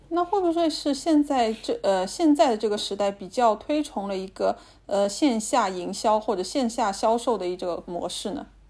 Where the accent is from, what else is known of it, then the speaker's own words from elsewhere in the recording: Shanghai, China; 我们上海人